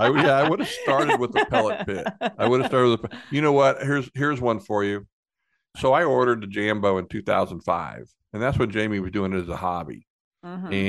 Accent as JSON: {"language": "English", "region": "Kansas", "country": "United States", "tie": "born or raised there", "said": "I grew up in Central Kansas. We didn't have barbecue"}